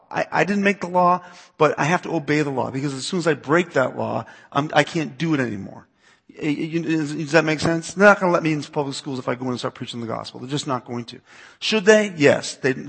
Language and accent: English; East Coast, United States; I grew up in the East Coast, so part of me is like, "Oh, really? They're calling you gay? Get the shovel. We'll take care of this."